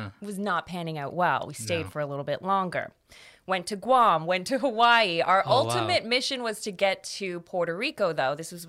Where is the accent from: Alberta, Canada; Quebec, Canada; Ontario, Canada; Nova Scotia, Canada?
Ontario, Canada; Toronto; Yeah, so I'm from Canada. I'm from Toronto.